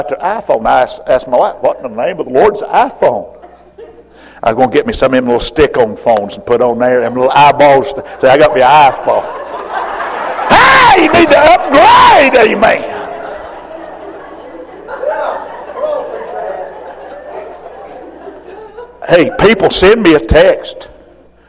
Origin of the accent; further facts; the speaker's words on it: Roll Mountain, Tennessee, United States; I'm from Roll Mountain, Tennessee.